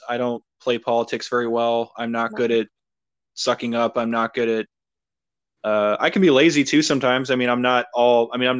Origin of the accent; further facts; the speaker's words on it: Chesterton, Indiana, United States; moved away as an adult; also born or lived in Yokosuka, Japan; being from Northwest Indiana, at least like where I grew up in Chesterton, like there's not a lot of Black people. There was like a couple Hispanic people and like you come from like, you know, it's fucking rural. It's a rural